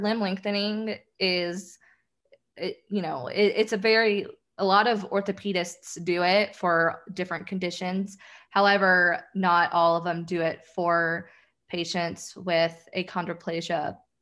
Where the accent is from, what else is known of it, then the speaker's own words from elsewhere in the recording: the South, United States; I'm from the South